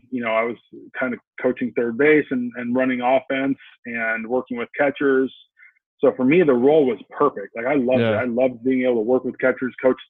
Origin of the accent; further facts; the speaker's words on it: Huntington Beach, California, United States; It was good. I mean, you know, the kind of the era that I grew up in, like I graduated from high school in 1999.